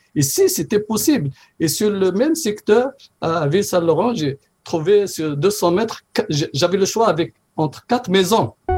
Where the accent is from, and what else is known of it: Morocco; now in Canada